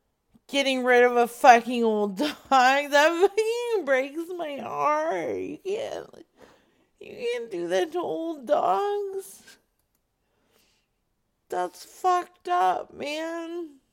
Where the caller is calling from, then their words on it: Livonia, Michigan, United States; I'm in Livonia right now, you piece of shit.